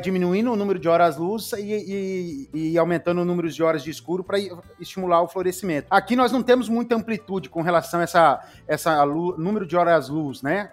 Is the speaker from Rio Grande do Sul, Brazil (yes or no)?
no; Paraná, Brazil; also born or lived in Dourados, Mato Grosso do Sul; now in Rondônia, Brazil; eu sou paranaense, mas moro em Rondônia já há 35 anos